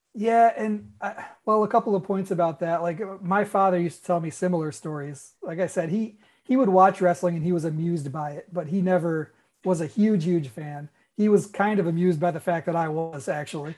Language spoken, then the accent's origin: English; New York, United States; moved away as an adult; also born or lived in Florida; I lived in a part of New York where it took us a really long time to get cable